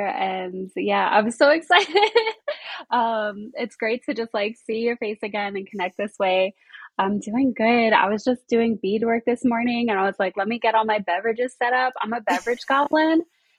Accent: Colorado, United States; also born or lived in Arizona / New Jersey / Pennsylvania / New York; So I was born in Colorado, out in the Midwest, the wild, wild West. I lived between Colorado and Arizona for a while.

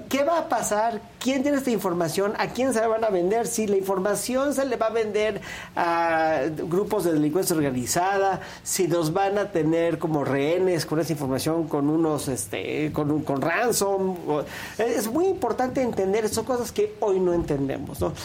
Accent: Mexico; como ciudadanos mexicanos

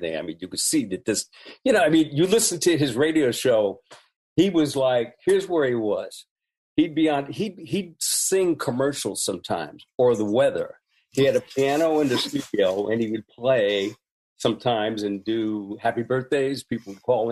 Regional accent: Bay Area, California, United States; Growing up in the Bay Area, it being an international intersection

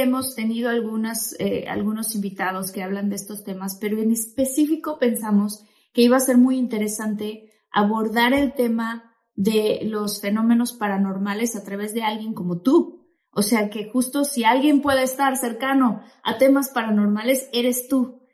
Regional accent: Tabasco, Mexico; now in United States; yo que soy de Tabasco, que soy del sureste

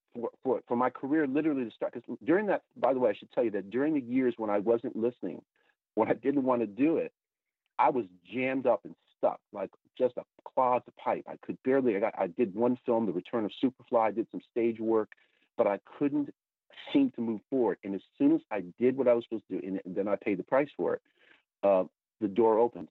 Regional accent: Connecticut, United States; moved away; also born or lived in New York area; my hometown of Connecticut

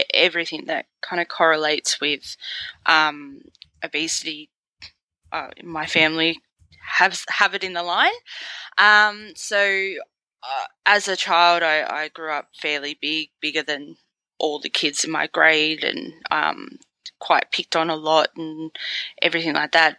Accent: Sydney, New South Wales, Australia; I'm from Sydney, Australia

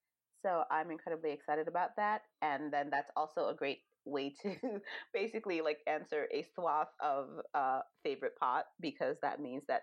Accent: Jamaica; born there; It kind of reminds me of home. I was born in Jamaica, but not raised there.

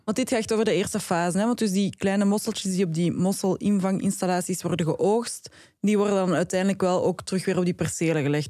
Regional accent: Flanders, Belgium; ik ben een Vlaming.

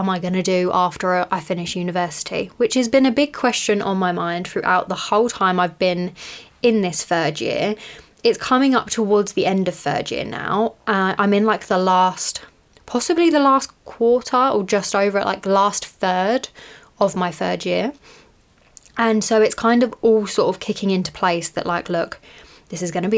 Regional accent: United Kingdom; I'm British

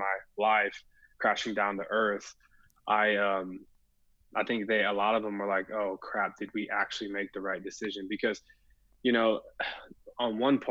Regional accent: Williamson County, Texas, United States; growing up in Williamson County

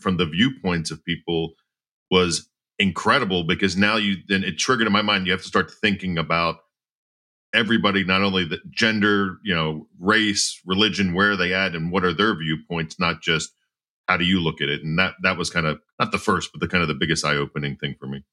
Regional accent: outside of Philadelphia, Pennsylvania, United States; growing up outside of Philadelphia

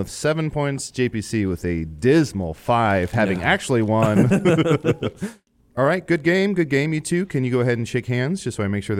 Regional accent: Virginia, United States; Oh, I'm from Virginia.

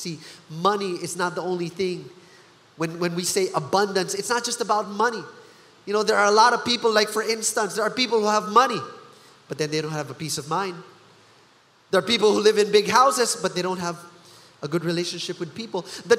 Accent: Philippines; But as a Filipino, here's how I know that this is so Filipino.

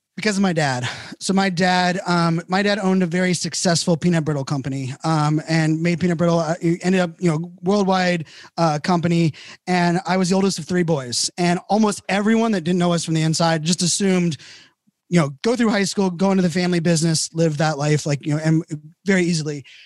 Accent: Virginia Beach, Virginia, United States; I grew up in Virginia Beach

